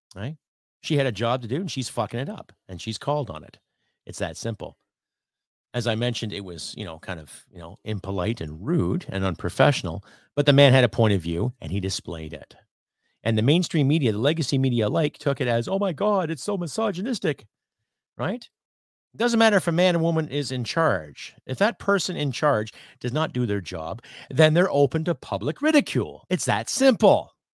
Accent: Canada; I am a Canadian

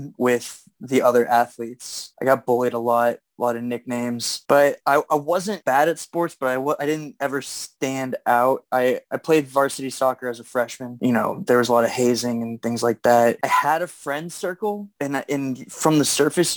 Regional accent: Erie, Pennsylvania, United States; now in Pittsburgh, United States; I'm born and raised in Erie, Pennsylvania. I live in Pittsburgh now

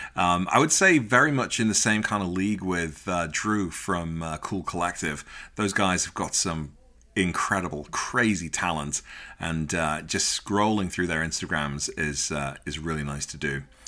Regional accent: Liverpool, North West England, United Kingdom; growing up in Liverpool

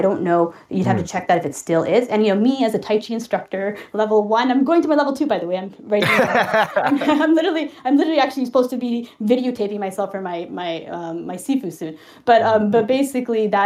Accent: Toronto, Ontario, Canada; I'm from Toronto, Canada

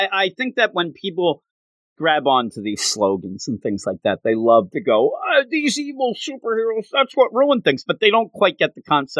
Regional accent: Philadelphia, Pennsylvania, United States; me and you team up because, you know, we're from Philadelphia.

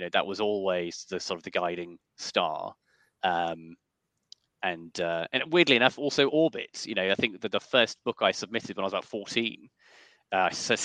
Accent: Yorkshire and the Humber, United Kingdom; I was born in North Yorkshire in 1989.

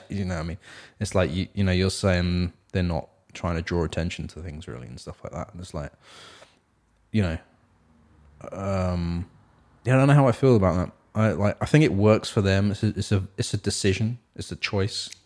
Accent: England, United Kingdom; now in Seattle, United States; I'm from England as well

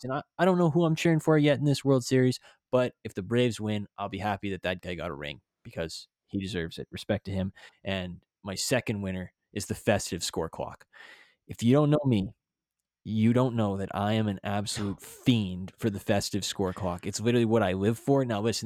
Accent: Canada; as a Canadian citizen

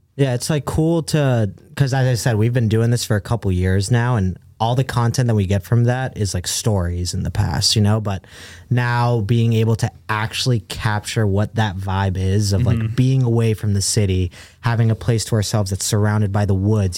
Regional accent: Brookline, Massachusetts, United States; also born or lived in Caracas, Venezuela; Then I moved to the United States when I was when I was around two years old. So I moved straight to Boston. Grew up in uh, Brookline, Massachusetts.

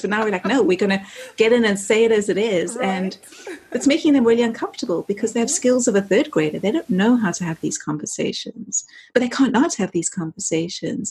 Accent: South Africa; moved away as an adult; also born or lived in London, United Kingdom; now in Los Angeles, United States; I grew up in South Africa uh, under the era of apartheid as a, as a white kid. I left there in my early 20s

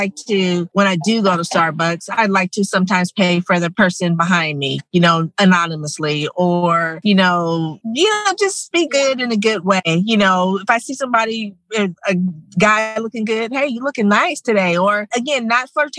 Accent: Silicon Valley, California, United States; I'm a Silicon Valley born and raised girl, born at Stanford Hospital

